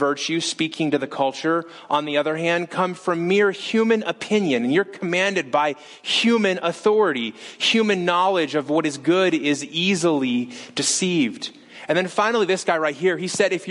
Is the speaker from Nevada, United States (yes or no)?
yes; Las Vegas, Nevada, United States; moved away; We're from Las Vegas